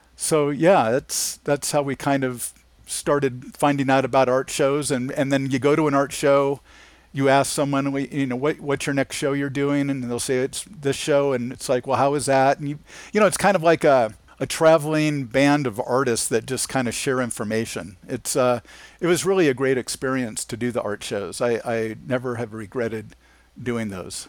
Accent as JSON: {"language": "English", "town": "Anaheim", "region": "California", "country": "United States", "tie": "born or raised there", "said": "I grew up in Anaheim, California"}